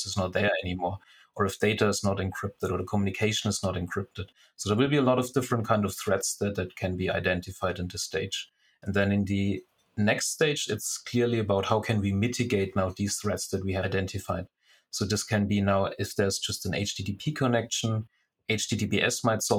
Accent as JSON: {"language": "English", "country": "Germany", "moved": "as an adult", "lives_now": "Singapore", "said": "originally I'm from Germany and already living now for 6 years in Singapore"}